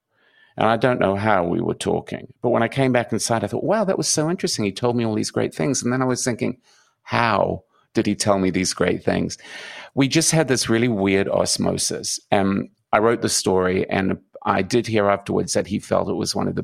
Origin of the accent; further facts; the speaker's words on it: New Zealand; he called my accent Australian British, and I'm from New Zealand